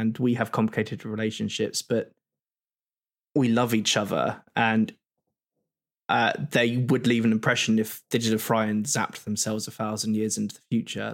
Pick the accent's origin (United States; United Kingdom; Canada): United Kingdom; We're both British